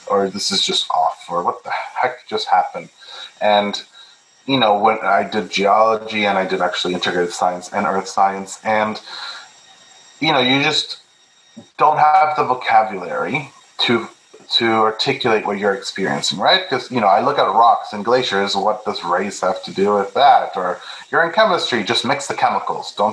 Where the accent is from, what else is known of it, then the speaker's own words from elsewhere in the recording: Peru; English is a second language; I was born in Peru, I'm Peruvian, I'm Catholic, so how do I bring that perspective?